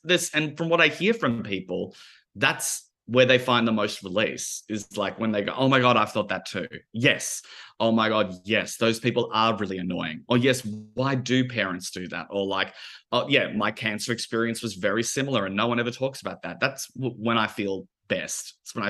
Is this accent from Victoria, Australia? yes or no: yes; Melbourne, Victoria, Australia; we both make queer theatre, we're both from Melbourne, we're both of, like, similar ages